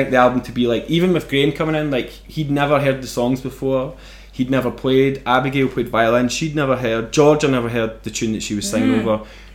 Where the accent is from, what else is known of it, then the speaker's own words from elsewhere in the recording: Airdrie, Scotland, United Kingdom; also born or lived in Bellshill / Germany; growing up in Airdrie